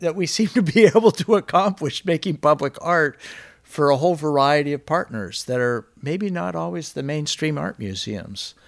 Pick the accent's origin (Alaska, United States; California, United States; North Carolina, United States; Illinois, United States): Alaska, United States; I grew up in Alaska